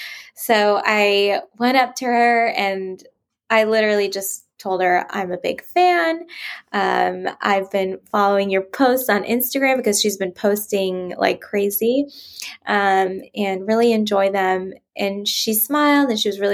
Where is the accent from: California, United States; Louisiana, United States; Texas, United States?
California, United States; now in France; I am from California originally